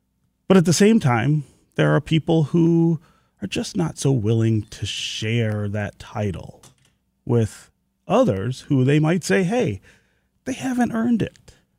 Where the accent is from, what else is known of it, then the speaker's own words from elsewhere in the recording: Detroit, Michigan, United States; I'm a Detroiter by birth. I'm a Detroiter by choice. And I make a lot of effort to be sure that I'm here and present and part of the city